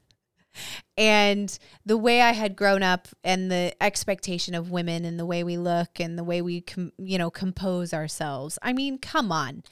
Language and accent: English; Visalia, California, United States; born or raised there